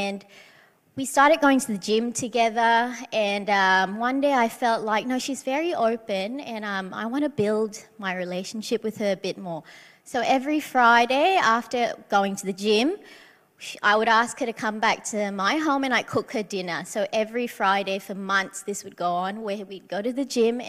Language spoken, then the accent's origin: English; Malaysia; moved away; I come from Malaysia, but you know, growing up, people would know that we were Christians in a Muslim country